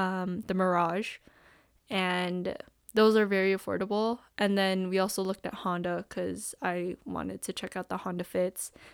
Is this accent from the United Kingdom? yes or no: no; Toronto, Ontario, Canada; we're from Scarborough